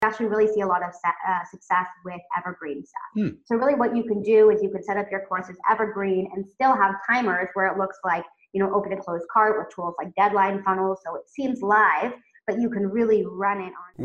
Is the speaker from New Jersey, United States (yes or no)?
no; California, United States; moved away as an adult; also born or lived in Oregon; now in Tel Aviv, Israel; I'm originally from California